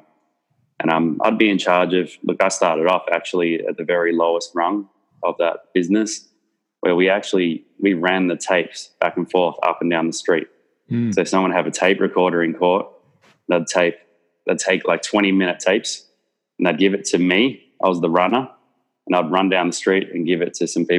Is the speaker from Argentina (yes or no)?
no; Melbourne, Victoria, Australia; I grew up in Research in Melbourne, which is essentially Eltham